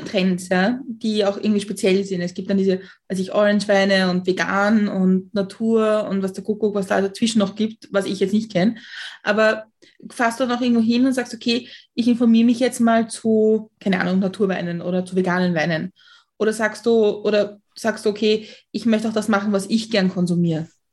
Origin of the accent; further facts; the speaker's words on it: Austria; ich bin auch in Österreich aufgewachsen